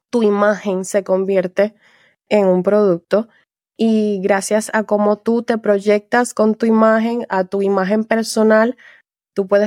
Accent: Puerto Rico; moved away as an adult; now in France; yo soy de Puerto Rico, nací y criada en Puerto Rico.

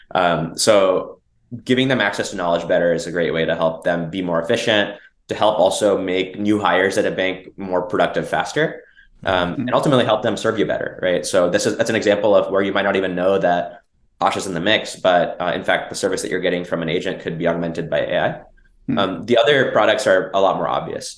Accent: Dallas, Texas, United States; also born or lived in Bangalore, India; I grew up in Texas

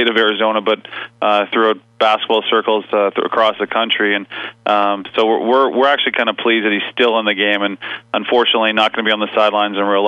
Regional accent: East Coast of Canada, Canada; moved away as an adult; now in British Columbia, Canada; I'm from the East Coast of Canada and came out here to go to school

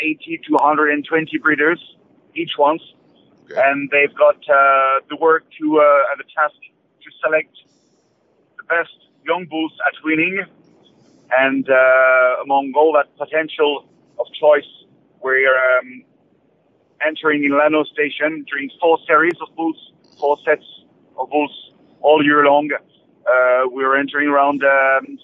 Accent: Charolais region, Bourgogne-Franche-Comté, France; English is a second language; now in Limousin, France; I'm not from the Limoges region. I'm coming from further north, from the Charolais region

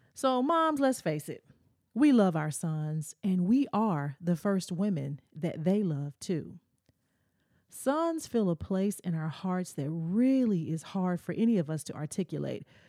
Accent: the South, United States; As a kid growing up in the South, my parents made me go to church

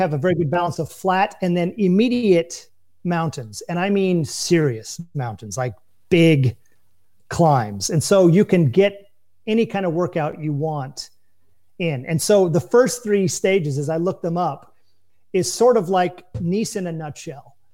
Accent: United States; moved away as an adult; now in France; as an American

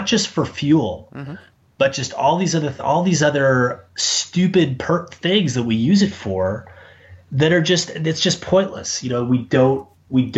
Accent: Dallas, Texas, United States; moved away as an adult; also born or lived in New York / Savannah, Georgia; now in Chicago, United States; I live in Chicago. I grew up in Dallas

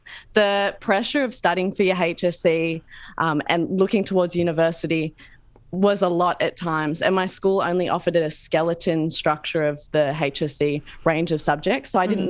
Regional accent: Birpai country, mid-north coast of New South Wales, Australia; moved away as an adult; now in Melbourne, Australia; My mum were from Lithgow, Wiradjuri country. I was born and raised on Burrupai country in the mid-north coast of New South Wales, and I now live and study in Melbourne on Bunurong and Wurundjeri country.

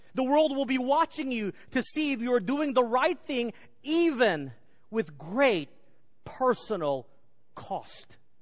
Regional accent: Garland, Texas, United States; The Benham brothers grew up in the same neighborhood as I grew up in Garland, Texas

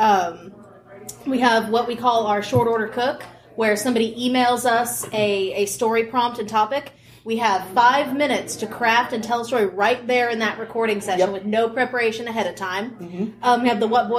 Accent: Indiana, United States; I'm from Indiana

